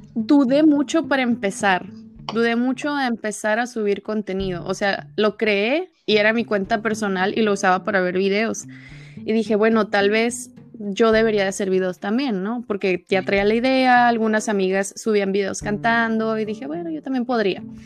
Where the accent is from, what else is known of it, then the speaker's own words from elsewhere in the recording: Tijuana, Baja California, Mexico; soy de Tijuana, los dos somos norteños